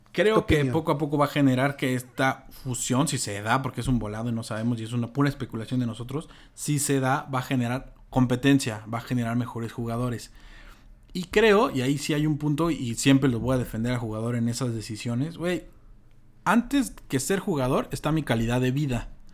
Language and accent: Spanish; Mexico; como mexicanos